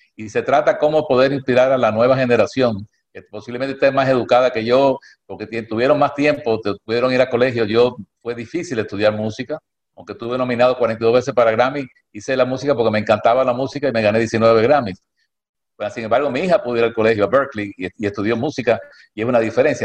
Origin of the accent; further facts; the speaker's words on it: Cuba; now in United States; yo nací en Cuba